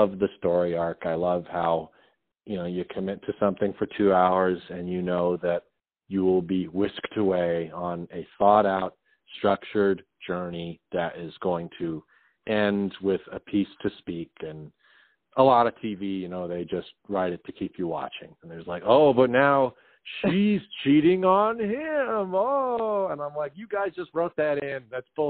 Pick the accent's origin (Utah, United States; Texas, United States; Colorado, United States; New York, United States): Colorado, United States; Westminster; moved away as an adult; now in Los Angeles, United States; I grew up in Westminster, Colorado